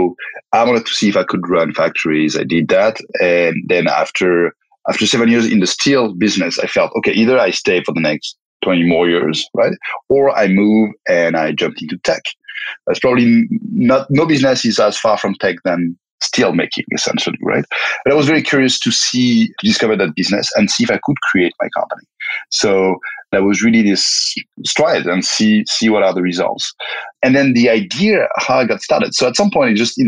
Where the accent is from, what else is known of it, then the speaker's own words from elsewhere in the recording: France; moved away as an adult; also born or lived in Belgium / Spain; born and raised in France